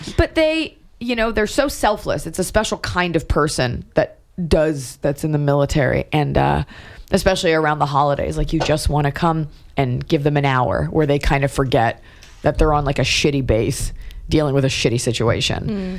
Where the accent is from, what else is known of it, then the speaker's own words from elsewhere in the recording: New York, United States; moved away; also born or lived in Los Angeles; I was born in New York. My family's from there.